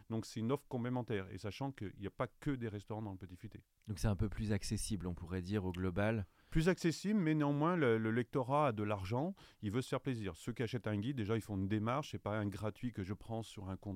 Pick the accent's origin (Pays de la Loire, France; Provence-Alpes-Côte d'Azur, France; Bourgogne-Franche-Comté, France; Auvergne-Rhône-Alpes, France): Auvergne-Rhône-Alpes, France; Saint-Étienne; Moi, je suis de Saint-Étienne et je suis un amateur du terroir.